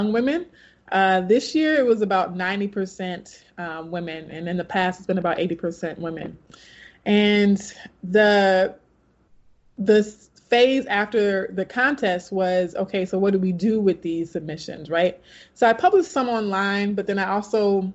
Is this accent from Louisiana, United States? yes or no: yes; Baton Rouge, Louisiana, United States; also born or lived in California; started teaching high school back in my hometown in Baton Rouge, Louisiana